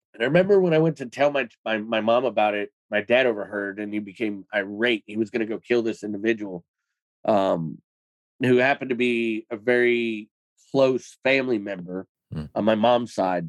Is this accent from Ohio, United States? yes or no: yes; Cleveland, Ohio, United States; I was born in 1983 in Cleveland, Ohio